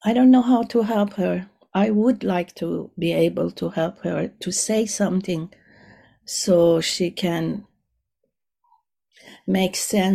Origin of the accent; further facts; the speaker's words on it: Iran; moved away; I'm from Iran